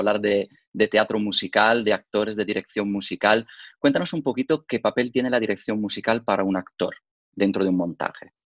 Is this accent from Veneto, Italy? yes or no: yes; Verona, Veneto, Italy; moved away; yo soy originario de Verona, por lo tanto, desde pequeño yo iba al famoso Festival de la Arena de Verona